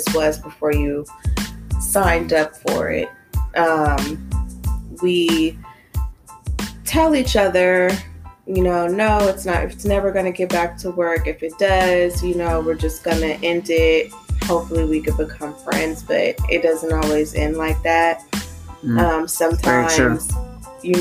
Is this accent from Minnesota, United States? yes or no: no; Los Angeles, California, United States; moved away as an adult; now in Atlanta, United States; I'm from Los Angeles, California, born and raised